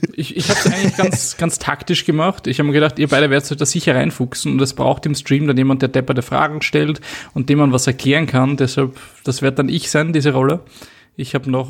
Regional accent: Austria; den Ort sieht, wo ich aufgewachsen bin

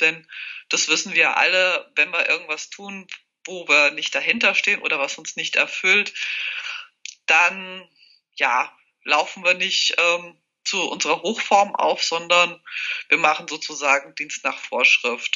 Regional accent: near Hesse, Bavaria, Germany; moved away as an adult; also born or lived in Czech Republic / Würzburg; now in Switzerland; Ich bin fast in der Nähe zu Hessen aufgewachsen, habe Jura studiert in Würzburg.

